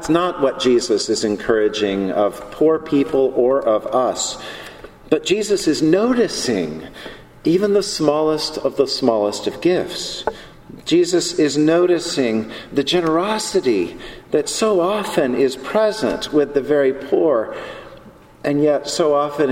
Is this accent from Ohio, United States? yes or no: no; Charlotte, North Carolina, United States; I grew up in Charlotte, North Carolina